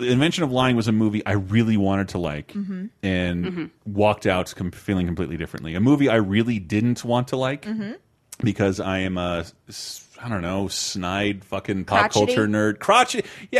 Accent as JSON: {"language": "English", "town": "Tallahassee", "region": "Florida", "country": "United States", "tie": "born or raised there", "said": "It's Tallahassee, my hometown."}